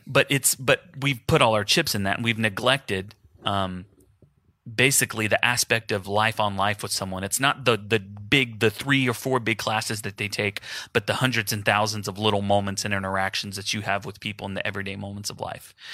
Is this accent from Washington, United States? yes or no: no; Houston, Texas, United States; moved away; my family's in Houston. I'm from Houston, just like Jason